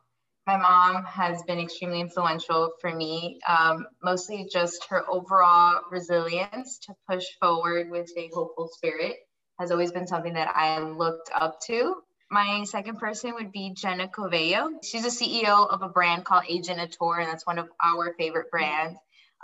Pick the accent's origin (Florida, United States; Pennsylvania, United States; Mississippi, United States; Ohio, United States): Florida, United States; Miami; I am from Miami, Florida. I'm 25 years old.